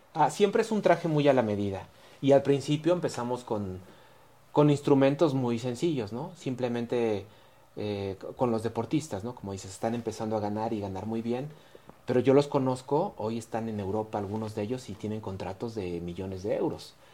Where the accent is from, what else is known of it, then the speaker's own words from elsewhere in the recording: Mexico; como mexicanos